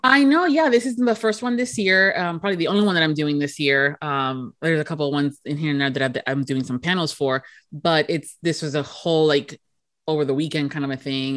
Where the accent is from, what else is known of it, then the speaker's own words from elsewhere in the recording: Florida, United States; being born and raised here in Florida